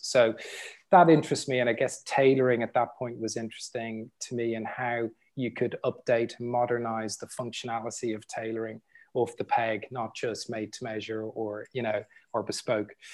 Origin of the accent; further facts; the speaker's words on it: Dublin, Leinster, Ireland; growing up in Dublin, in the sort of environment I grew up